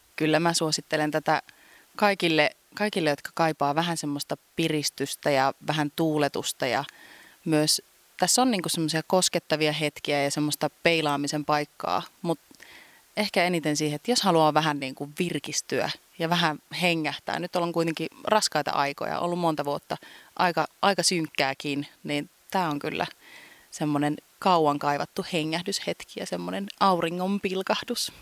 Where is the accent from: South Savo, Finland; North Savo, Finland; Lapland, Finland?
North Savo, Finland; Kuopio; mä oon syntynyt siis Kuopiossa ja mä oon niin kuin lapsuuteni viettänyt tässä Valkeisen lammen